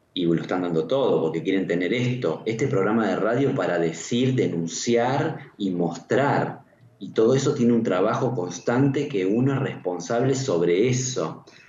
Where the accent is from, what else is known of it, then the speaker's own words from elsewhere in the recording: Argentina; yo soy argentino y obviamente viví más tiempo acá que en cualquier otro lugar del mundo